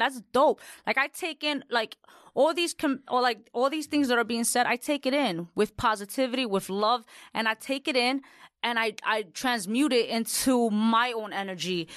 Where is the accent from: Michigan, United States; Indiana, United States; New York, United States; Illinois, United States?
New York, United States; New York City; I'm Latina from the Bronx